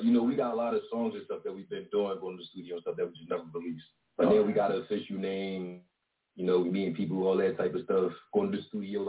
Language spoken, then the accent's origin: English; Philadelphia, Pennsylvania, United States; Yeah. We're from Philly.